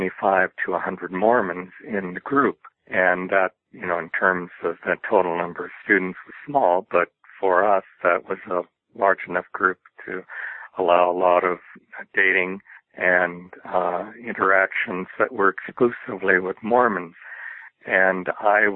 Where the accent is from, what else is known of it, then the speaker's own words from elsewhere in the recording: Glendale, California, United States; also born or lived in Pasadena, California; I was raised most of my life in adjacent Glendale, California, and growing up there